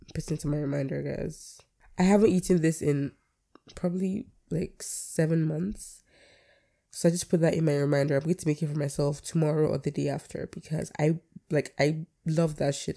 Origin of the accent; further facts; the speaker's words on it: Nigeria; I'm a Nigerian by everything in me. Born and raised.